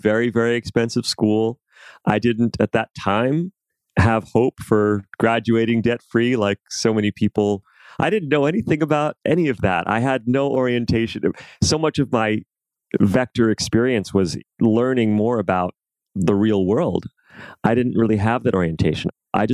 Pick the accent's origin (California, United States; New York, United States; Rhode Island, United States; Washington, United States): New York, United States; New York City; born or raised there